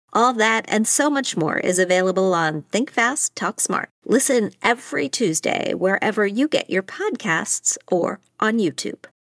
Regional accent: Wheeling, West Virginia, United States; my hometown of Wheeling, West Virginia

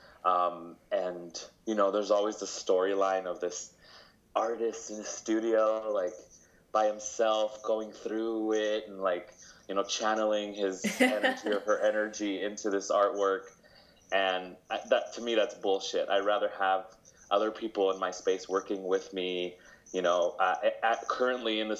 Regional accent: Las Vegas, Nevada, United States; first language Spanish; English is a second language; I love Vegas. I was born and raised here, so to me, it's home

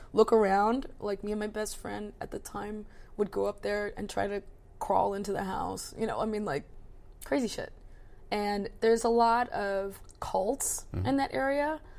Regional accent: between Baltimore and DC, Maryland, United States; I grew up in Maryland between like Baltimore and DC

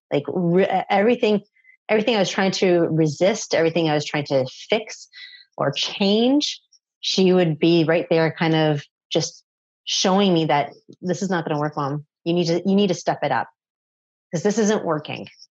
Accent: Toronto, Ontario, Canada; I am from Canada. And for those of you who are familiar, I'm from Toronto. I grew up in pretty much Toronto

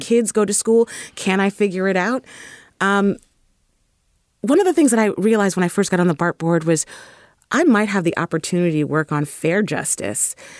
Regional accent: San Francisco, California, United States; I was raised in the Fillmore. And definitely a deep child of the Bay Area.

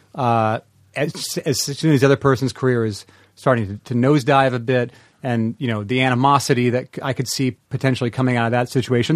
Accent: the Northwest, Pacific Northwest, United States; moved away as an adult; I'm from the Northwest. I've lived, I lived there my entire life

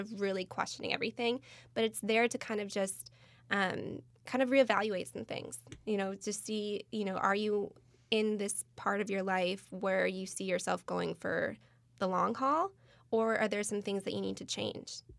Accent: Michigan, United States; born or raised there; moved away as an adult; now in California, United States

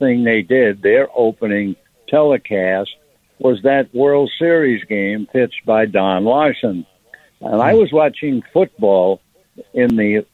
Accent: New York City, New York, United States; moved away; being a New Yorker kid raised in ice skating in the winter

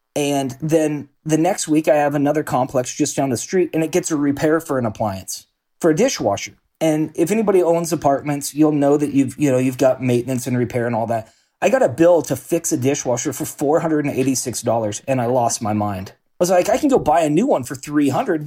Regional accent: Salem, Oregon, United States; born and raised in Salem, Oregon

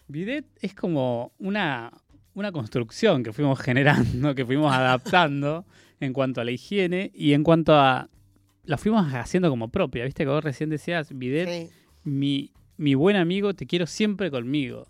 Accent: Comodoro Rivadavia, Chubut, Argentina; moved away as an adult; also born or lived in Córdoba; nací en la Patagonia, en Comodoro Rivadavia, en Chubut

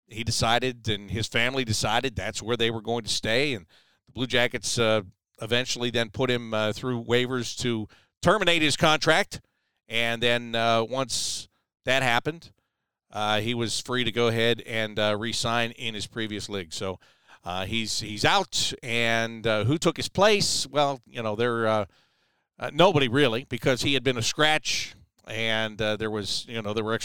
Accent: Pittsburgh, Pennsylvania, United States; born or raised there; moved away as an adult; also born or lived in Syracuse; now in Columbus, United States

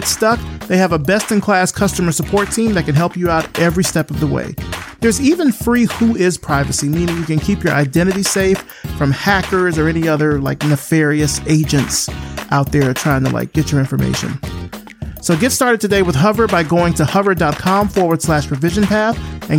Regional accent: Selma, Alabama, United States; my hometown of Selma, Alabama.

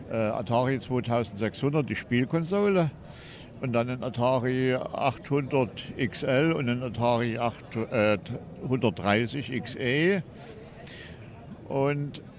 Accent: Wurzen, Saxony, Germany; Ja, ich bin der …. Ich komme aus Wurzen, bin hier Privataussteller, das ist eine eigene Sammlung.

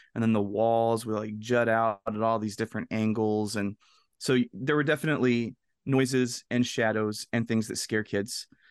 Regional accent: the South, United States; kid growing up in the South

